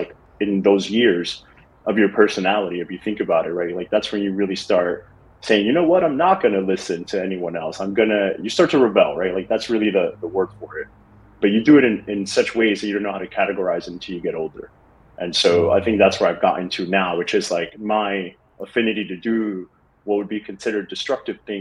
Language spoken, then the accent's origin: English; New York City, New York, United States; moved away as an adult; now in Miami, United States; Growing up in the Bronx